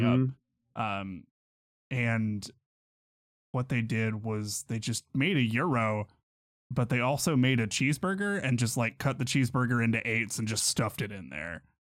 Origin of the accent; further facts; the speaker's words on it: Pittsburgh, Kansas, United States; a place in my hometown